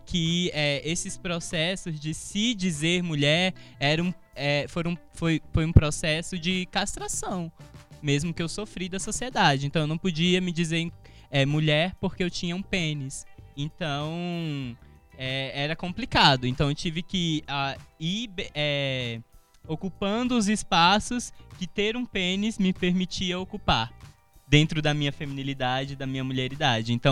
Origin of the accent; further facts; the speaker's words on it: Alagoas, Brazil; accent: Alagoan; Então, primeiro eu tive que performar uma, uma, um, um sotaque não alagoano né? Porque eu não posso dizer que era um sotaque brasiliense, mas era um sotaque não alagoano para me encaixar nos grupos.